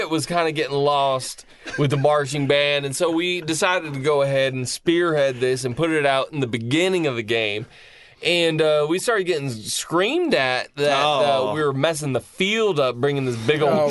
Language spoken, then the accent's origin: English; San Diego, California, United States; We're from South San Diego.